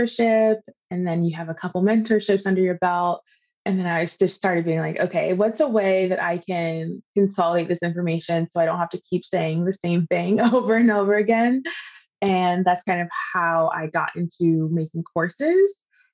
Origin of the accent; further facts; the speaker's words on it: East Coast, United States; now in California, United States; I'm originally from the East Coast, but I live in California now